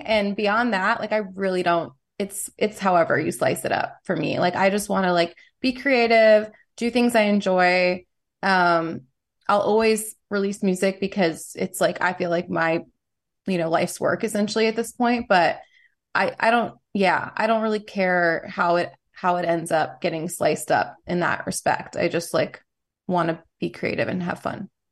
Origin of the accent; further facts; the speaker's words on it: New York City, New York, United States; I grew up in New York City in the '90s